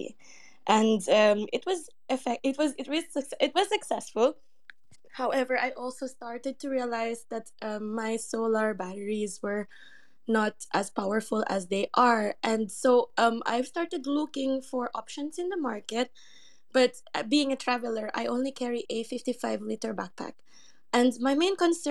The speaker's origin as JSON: {"language": "English", "country": "Philippines", "moved": "yes", "said": "I'm from the Philippines"}